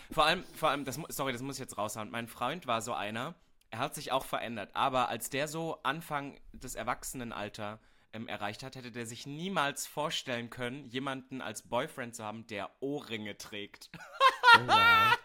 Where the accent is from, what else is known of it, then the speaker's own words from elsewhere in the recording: East Germany, Germany; ich komme ja aus Ostdeutschland